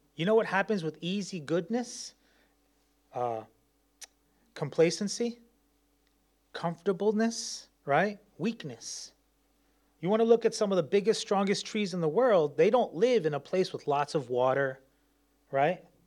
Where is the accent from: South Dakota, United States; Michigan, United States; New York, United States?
New York, United States; moved away; I'm from New York